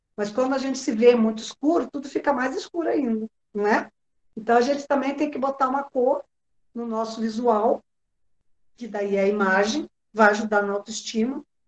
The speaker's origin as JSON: {"language": "Portuguese", "region": "Rio Grande do Sul", "country": "Brazil", "said": "Eu sou gaúcha"}